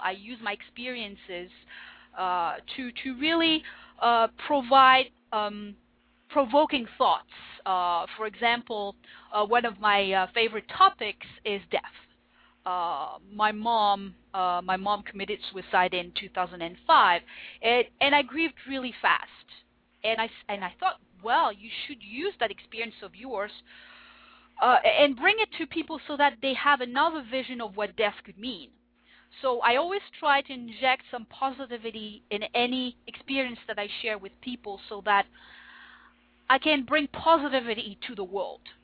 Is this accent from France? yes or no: yes; France; first language French; English is a second language; moved away as an adult; now in Winnipeg, Canada; I was born in France. Um, I lived in France most of my life. I studied there, and when I was 25, I decided to move